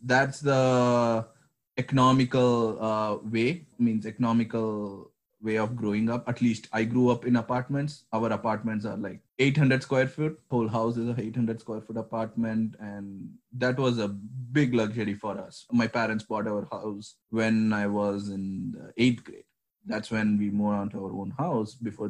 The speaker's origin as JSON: {"language": "English", "town": "Chennai", "region": "Tamil Nadu", "country": "India", "tie": "born or raised there", "said": "So I was born in a southern part of India, a city named Chennai. So I'm from there. So growing up, I grew up all around India because my dad had this transferable jobs."}